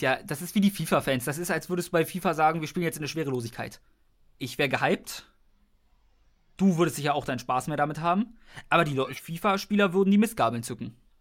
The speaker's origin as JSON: {"language": "German", "country": "Germany", "said": "wir sind Deutsche"}